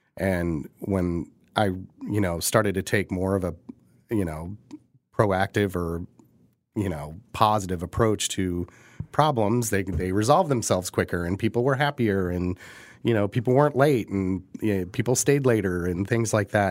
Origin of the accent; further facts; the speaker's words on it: Midwest, United States; now in Kansas City, United States; we are from the Midwest